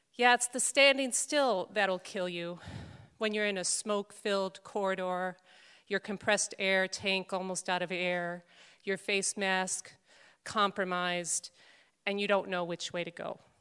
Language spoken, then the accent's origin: English; Chicago, Illinois, United States; moved away; also born or lived in Scranton, Pennsylvania; raised Catholic like I was and attended Immaculate Conception Parish on the northwest side of Chicago